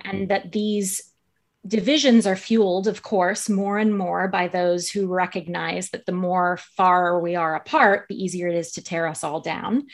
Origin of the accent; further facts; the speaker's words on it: United States; my home country of the U S